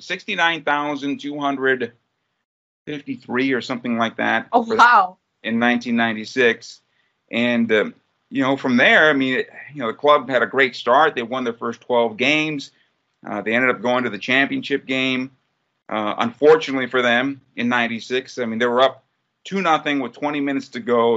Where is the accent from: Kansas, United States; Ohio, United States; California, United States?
California, United States; San Diego; San Diego, my hometown